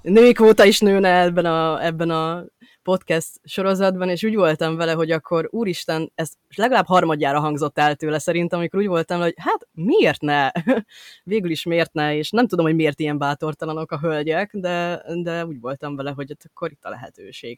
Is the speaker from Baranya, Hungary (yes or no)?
no; Budapest, Hungary; én Budapest belvárosában nőttem fel, tehát, hogy és azóta is ott élek